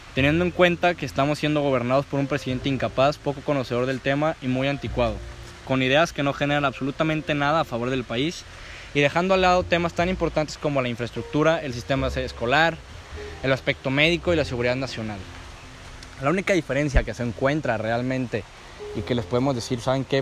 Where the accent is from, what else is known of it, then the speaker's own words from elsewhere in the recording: Mexico; yo como mexicano